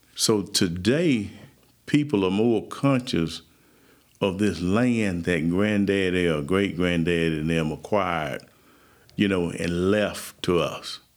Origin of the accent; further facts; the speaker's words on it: Marengo County, Alabama, United States; I'm from Marengo County, Alabama, and that's in the midst of the western part of the Alabama Black Belt. Uh, I was born uh, in the Black Belt. Was, matter of fact, I was born across the road from where I live now.